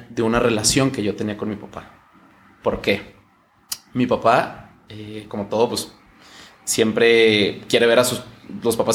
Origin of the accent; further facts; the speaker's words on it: Chihuahua, Mexico; Yo soy de Chihuahua.